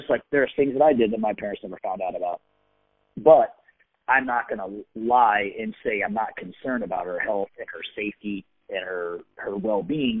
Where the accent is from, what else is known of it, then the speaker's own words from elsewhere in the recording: San Diego, California, United States; I grew up in San Diego